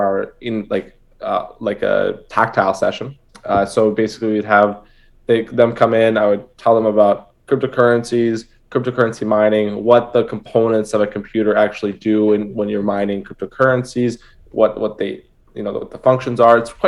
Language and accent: English; Toronto, Ontario, Canada; I'm from Toronto, Canada